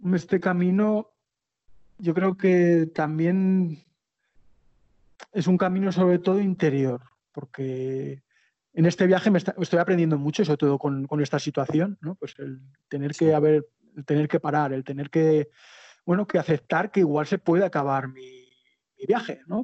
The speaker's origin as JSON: {"language": "Spanish", "town": "Zaragoza", "region": "Aragon", "country": "Spain", "moved": "as an adult", "said": "soy de Zaragoza"}